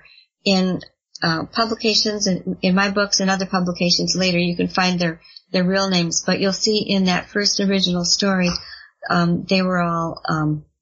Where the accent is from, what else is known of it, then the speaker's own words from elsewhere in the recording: Elkhorn, Wisconsin, United States; my hometown of Elkhorn, Wisconsin